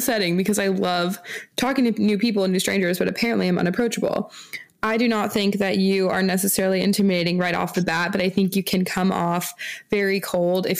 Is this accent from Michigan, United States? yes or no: no; Newport, Washington, United States; Shanty Boutique is located in Newport, Washington, which is my hometown